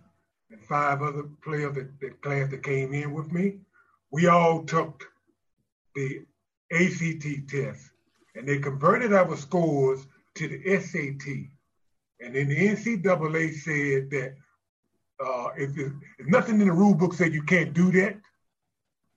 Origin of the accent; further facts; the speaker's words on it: Shreveport, Louisiana, United States; I went to college locally here in my hometown of Shreveport, Louisiana, Centenary College.